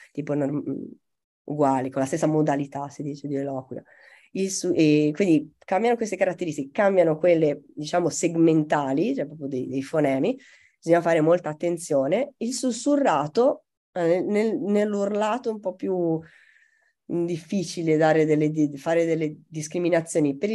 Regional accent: Italy; accent: Tuscan; io che ho un accento molto misto, quando urlo ho meno la C aspirata toscana

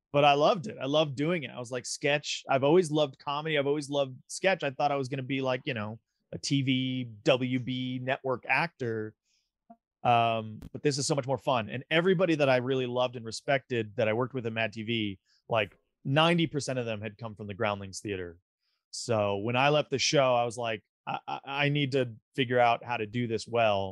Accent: Big Bear Lake, California, United States; also born or lived in Culver City, California / Manhattan Beach, California / Redondo Beach, California / Los Angeles, California; Born and raised in Los Angeles area, born in Culver City. My parents lived down in like Manhattan, Redondo Beach. And we were there till I was 7. And then I moved to Big Bear, California for like 2nd grade till 9th grade

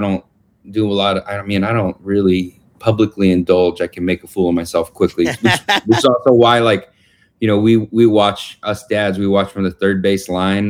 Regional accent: Jacksonville, Florida, United States; now in Texas, United States; I grew up in Florida, you know, Jacksonville, Florida. My mom's still there, and just life took us over to the West Coast

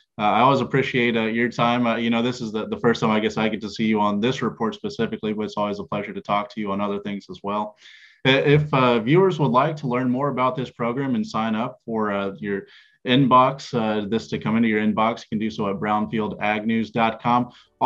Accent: East Central Missouri, United States; my hometown is East Central Missouri.

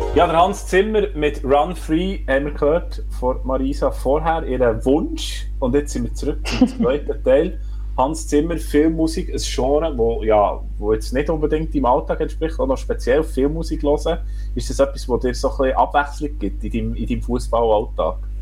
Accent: Switzerland; als Schweizer Menschen

